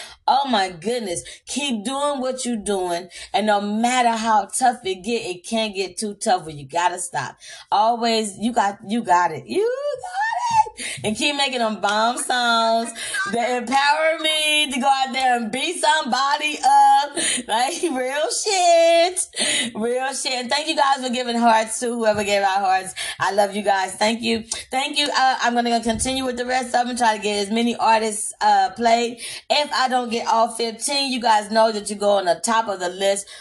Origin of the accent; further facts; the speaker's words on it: Compton, California, United States; also born or lived in Austin, Texas; I am from Austin, Texas. I'm not a Cali girl, but I was raised out here in Compton